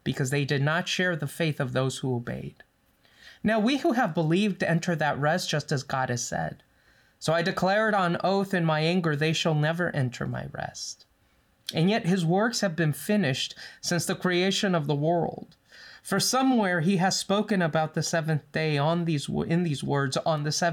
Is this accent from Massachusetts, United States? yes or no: no; Los Angeles, California, United States; now in Loma Linda, United States; we grew up in the San Fernando Valley